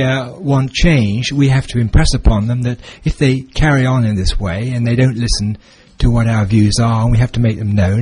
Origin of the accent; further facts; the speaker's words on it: England, United Kingdom; now in Alberta, Canada; where we come from England